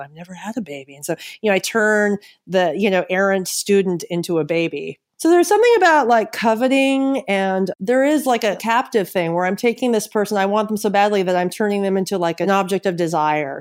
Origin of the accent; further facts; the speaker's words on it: San Francisco, California, United States; moved away as an adult; now in Los Angeles, United States; I'm originally from San Francisco. I'm actually relocating back there in the summer, but I've lived in L A for three years